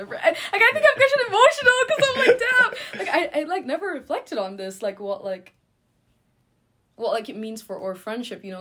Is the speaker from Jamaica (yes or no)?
yes; Jamaica; now in New York, United States; I'm from Jamaica, and Jamaica has been a very, like, difficult place for me in terms of my queerness. I left because I'm queer, and I've been living in exile in New York since then